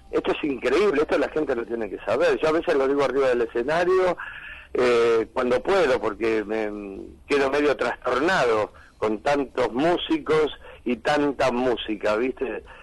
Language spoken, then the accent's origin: Spanish; Argentina